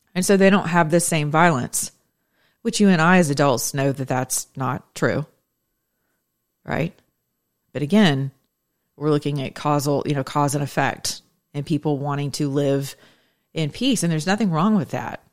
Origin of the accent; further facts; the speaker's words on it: United States; as American citizens who are Christians in my generation